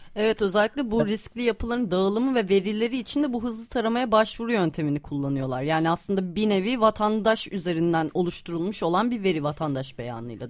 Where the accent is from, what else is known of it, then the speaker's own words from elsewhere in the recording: Istanbul, Turkey; bir İstanbullu olarak